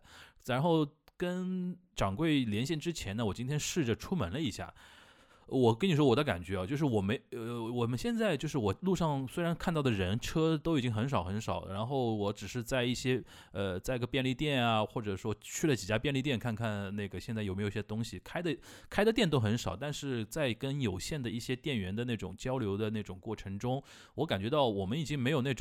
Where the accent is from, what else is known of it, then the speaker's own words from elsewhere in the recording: Shanghai, China; 我们本本地的上海，就是上海土生土长的上海人